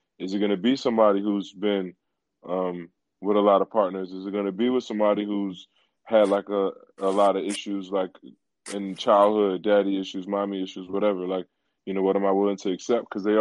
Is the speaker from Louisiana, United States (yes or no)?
no; Philadelphia, Pennsylvania, United States; I'm a poet from Philly.